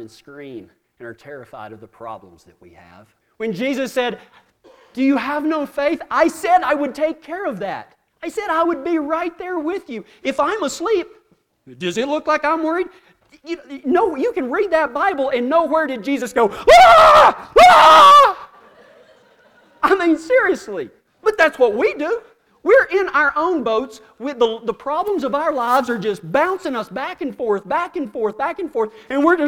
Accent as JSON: {"language": "English", "region": "Texas", "country": "United States", "said": "we're from Texas"}